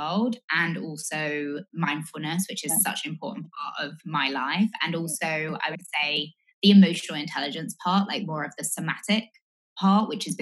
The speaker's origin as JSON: {"language": "English", "region": "England", "country": "United Kingdom", "moved": "as an adult", "lives_now": "United States", "said": "I'm originally English. Hopefully it's clear from the accent, but I've lived in the US from 2016, so just over 4 years."}